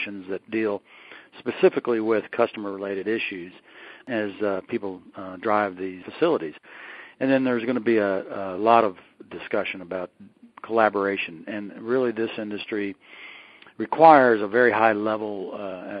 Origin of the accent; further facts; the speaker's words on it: Austin, Texas, United States; I'm from Austin